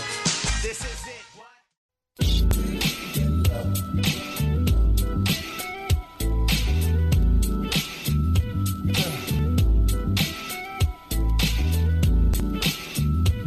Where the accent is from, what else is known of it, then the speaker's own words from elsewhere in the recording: St. Louis, Missouri, United States; I grew up on Jordan and Thekla